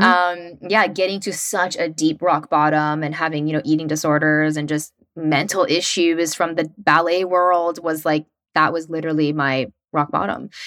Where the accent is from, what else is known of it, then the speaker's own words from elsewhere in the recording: West Tennessee, United States; moved away as an adult; also born or lived in New York City; I grew up in West Tennessee in a really small town